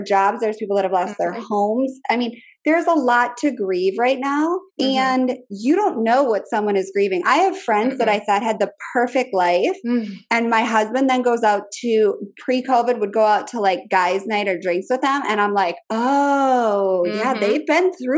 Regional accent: Minnesota, United States; now in Richmond, United States; I'm from Minnesota

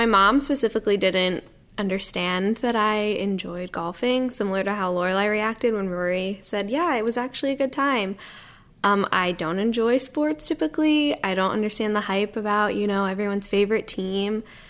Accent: Cleveland, Ohio, United States; I mean, growing up around Cleveland, I heard it all the time. I mean, it's about Cleveland.

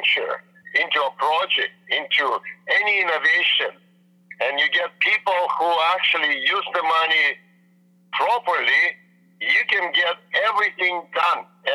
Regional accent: Vancouver, British Columbia, Canada; I'm from Vancouver, Canada

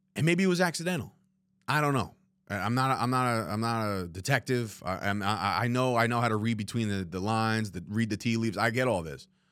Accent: New Jersey, United States; three guys growing up in New Jersey

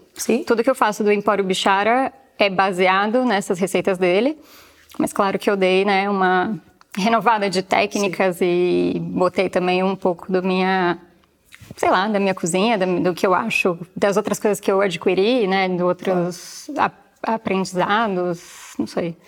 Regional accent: São Paulo, Brazil; moved away as an adult; now in Porto, Portugal; eu sou de São Paulo

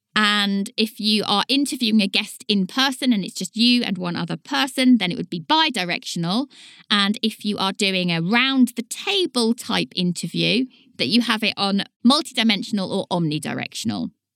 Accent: Leighton Buzzard, East of England, United Kingdom; accent: Leighton Buzzard; My accent is a very much a Leighton Buzzard accent, and we are known for dropping our T's and our D's.

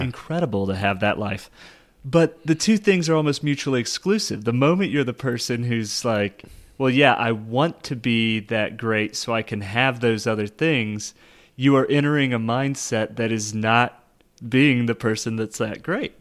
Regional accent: Kansas City, United States; I am from Kansas City

